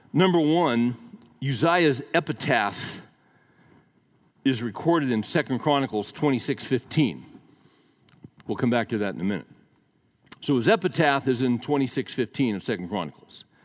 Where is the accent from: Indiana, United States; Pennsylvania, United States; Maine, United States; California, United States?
California, United States; Central Valley of; also born or lived in Daly City, California; we moved from the Central Valley of California to um, a suburb that was right next to San Francisco called Daly City.